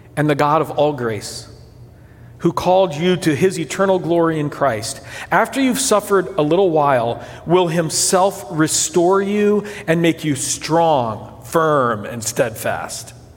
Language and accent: English; São Paulo, Brazil; moved away; As a kid growing up in Brazil